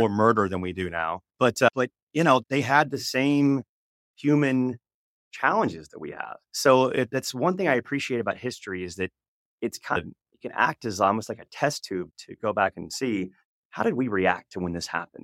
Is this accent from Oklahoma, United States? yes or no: yes; Oklahoma, United States; I came from, I was born in Oklahoma